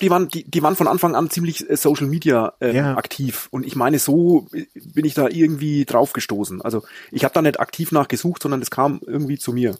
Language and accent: German; Franconia, near Schweinfurt, Bavaria, Germany; accent: Bavarian; Ich komme aus Franken